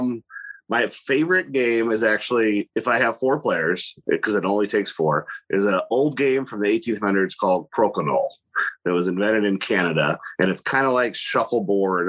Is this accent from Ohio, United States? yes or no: yes; Monroeville, Ohio, United States; It's called Monroeville.